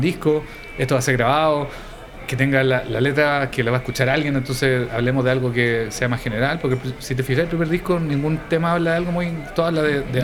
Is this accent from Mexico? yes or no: no; Chile; éramos los invitados internacional, chileno